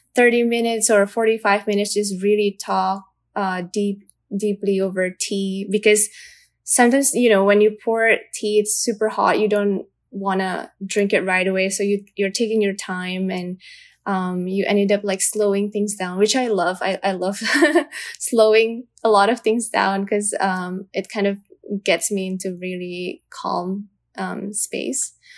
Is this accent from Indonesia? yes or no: yes; Indonesia; I am from Indonesia